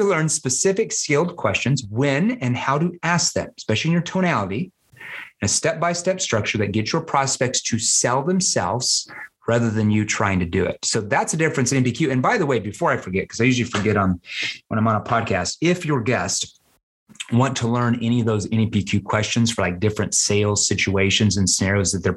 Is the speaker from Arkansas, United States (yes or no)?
yes; Arkansas, United States; I'm from Arkansas.